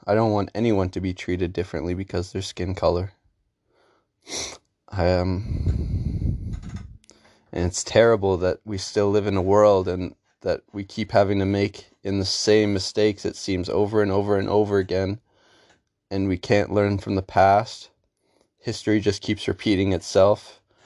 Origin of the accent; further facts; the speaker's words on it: Canada; I lived in Canada my whole life in a ninety-nine percent white town